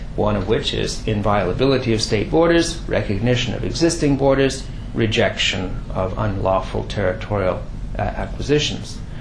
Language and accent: English; Quebec, Canada; I come from Quebec